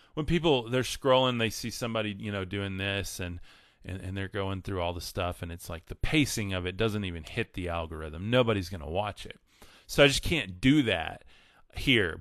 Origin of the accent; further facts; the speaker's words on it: West Texas, United States; living in West Texas, one of my goals with this, and one of the things I'm stepping into is I do believe God's calling me and has been for a long time to move away from my hometown